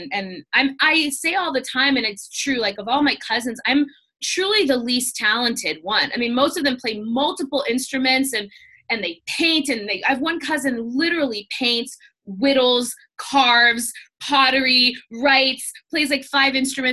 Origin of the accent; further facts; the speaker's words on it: Georgia, United States; also born or lived in Houston, Texas; now in Nashville, United States; I grew up in Georgia. I was actually born in Texas. We did not live there very long.